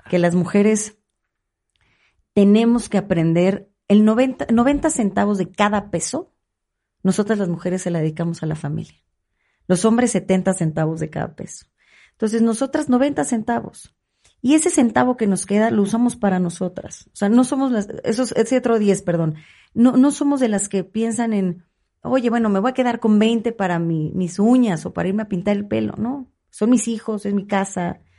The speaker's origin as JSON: {"language": "Spanish", "region": "State of Mexico", "country": "Mexico", "said": "soy emanada del PRI, pero soy más mexiquense que priista. Y quiero que a mi Estado le vaya bien."}